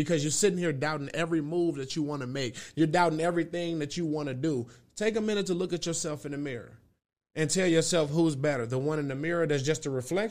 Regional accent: Milwaukee, Wisconsin, United States; I come from Milwaukee, Wisconsin, 414

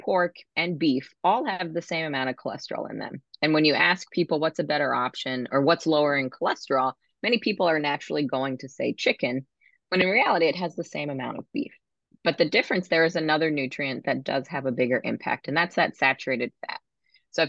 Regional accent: Maryland, United States; I'm from Maryland

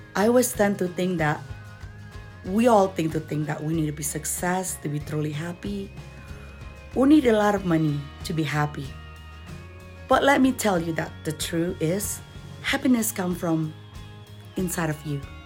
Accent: Jakarta, Indonesia; English is a second language; moved away as an adult; also born or lived in Doha, Qatar; now in Denver, United States; I was born in Indonesia and I did a lot of my growing up in the capital city of Jakarta

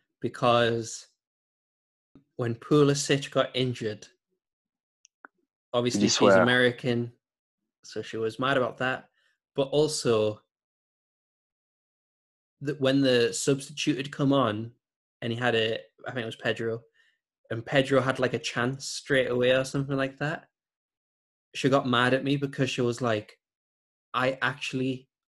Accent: Newcastle upon Tyne, North East England, United Kingdom; I'm from Newcastle

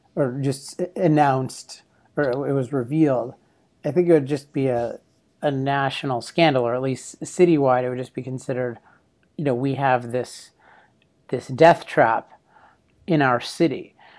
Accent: Maryland, United States; now in Laguna Beach, United States; my home state of Maryland, my old home state of Maryland

